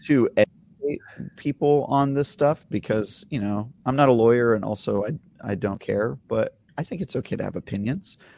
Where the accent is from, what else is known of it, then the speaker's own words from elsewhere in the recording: Oakland, California, United States; I grew up in Oakland in the nineties